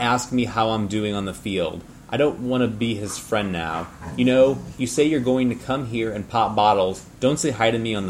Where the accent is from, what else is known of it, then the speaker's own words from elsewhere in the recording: St. Louis, Missouri, United States; I was born in the city of St. Louis